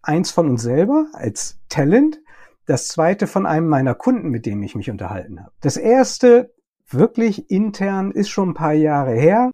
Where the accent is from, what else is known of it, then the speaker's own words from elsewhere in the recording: Germany; bei uns in Deutschland